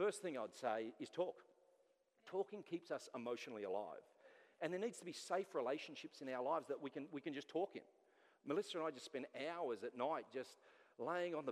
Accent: Sydney, New South Wales, Australia; moved away; I'm from Sydney

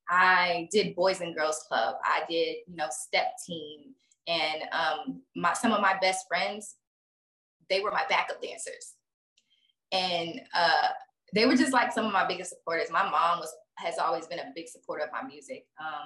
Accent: Texas, United States; this bitch don't know I'm from Texas.

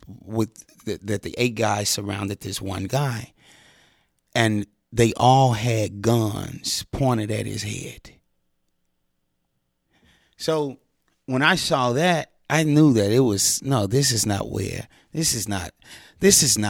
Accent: Memphis, Tennessee, United States; I'm from Memphis, Tennessee

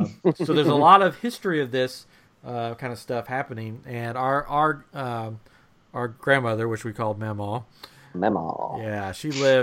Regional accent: East Tennessee, United States; we grew up in East Tennessee, the mountains of East Tennessee.

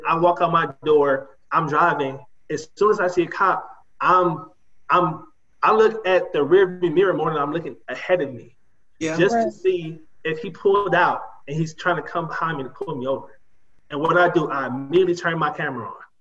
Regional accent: Detroit, Michigan, United States; I'm from Detroit, the inner city of Detroit.

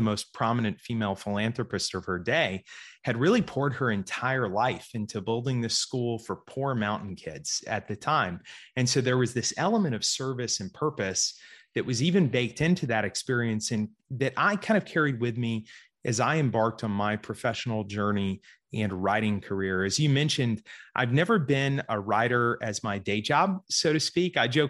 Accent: Georgia, United States; also born or lived in Florida; So I grew up here in Georgia primarily. I was actually born in Florida, grew up in Georgia.

